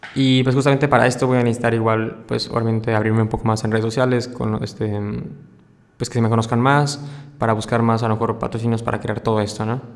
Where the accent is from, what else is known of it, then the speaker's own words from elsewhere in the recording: Mérida, Yucatán, Mexico; soy, soy una, persona de Mérida, Yucatán, tranquilo